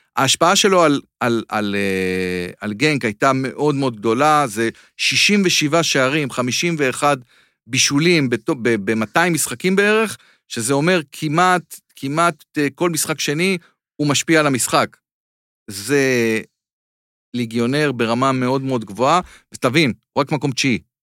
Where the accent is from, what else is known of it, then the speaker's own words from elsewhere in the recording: Israel; אני מישראל